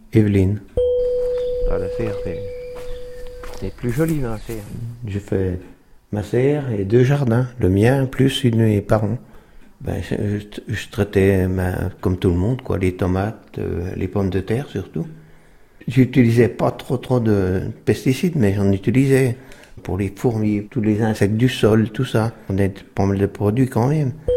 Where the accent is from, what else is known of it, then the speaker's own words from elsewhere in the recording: La Grande-Verrière, Bourgogne-Franche-Comté, France; also born or lived in Autun / Dijon; Je suis né à Autun, mais j'ai grandi ici, à à côté, au crotomenière Grande-Verrière, dans le Morand